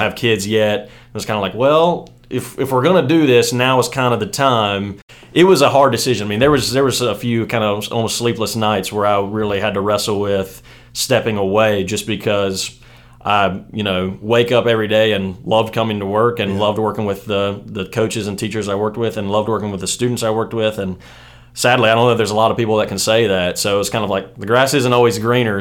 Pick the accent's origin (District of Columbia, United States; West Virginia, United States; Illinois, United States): West Virginia, United States; moved away as an adult; now in Birmingham, United States; I grew up in West Virginia, played football there, kind of you know all the way through in the same sort of you know community.